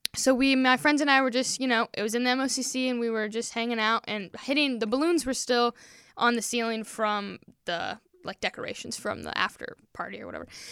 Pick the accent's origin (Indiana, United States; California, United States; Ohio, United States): Indiana, United States; Peru; also born or lived in Wisconsin; I am from Peru, Indiana.